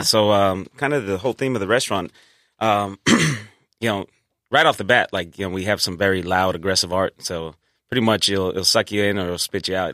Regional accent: Albuquerque, New Mexico, United States; moved away as an adult; also born or lived in Hawaii / Los Angeles; now in San Diego, United States; originally I'm from Albuquerque, New Mexico

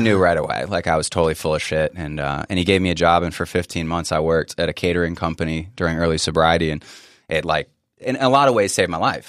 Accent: Northern Virginia, United States; I grew up in Northern Virginia

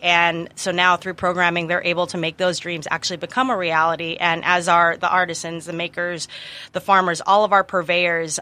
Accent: San Francisco, California, United States; moved away as an adult; now in San Diego, United States; I am originally from San Francisco, made it down to San Diego about eight years ago.

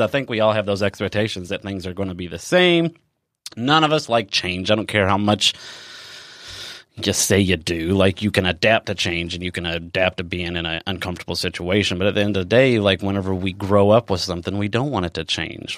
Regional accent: Elizabethtown, Kentucky, United States; moved away; I come from Elizabethtown, Kentucky, um, which is a very small town as well

